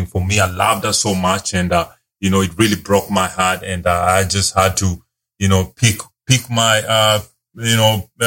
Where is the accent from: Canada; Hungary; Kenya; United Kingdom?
Kenya; Nairobi; also born or lived in Dubai / China; now in Dallas-Fort Worth, United States; I grew up in Nairobi, Kenya. So that's where I was born.